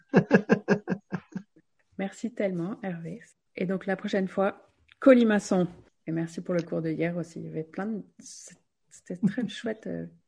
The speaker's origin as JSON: {"language": "French", "area": "Gironde", "region": "Nouvelle-Aquitaine", "country": "France", "tie": "born or raised there", "said": "on a grandi quand même en Gironde"}